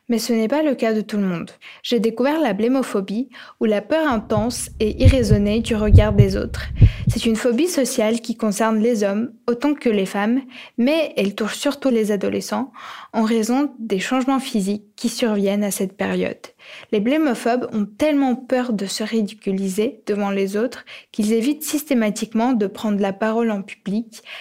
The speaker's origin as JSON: {"language": "French", "country": "Ukraine", "tie": "born or raised there", "said": "J'ai grandi en Ukraine et lorsque j'avais 9-10 ans"}